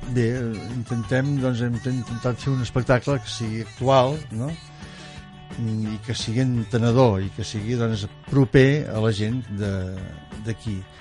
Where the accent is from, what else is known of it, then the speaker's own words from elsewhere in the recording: Mataró, Catalonia, Spain; Nosaltres que venim de Mataró, doncs allà era una ciutat on el tèxtil era, bueno, tot, estava fàbriques a cada cantonada